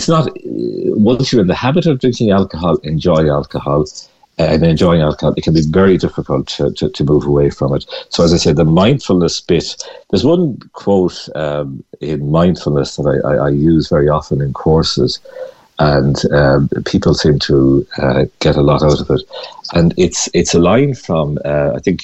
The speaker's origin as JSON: {"language": "English", "town": "Galway", "region": "Connacht", "country": "Ireland", "moved": "yes", "said": "I'm from Galway originally"}